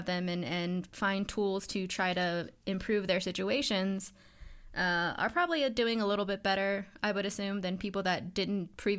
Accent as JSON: {"language": "English", "town": "Midland", "region": "Texas", "country": "United States", "tie": "born or raised there", "said": "I grew up in Midland, Odessa area"}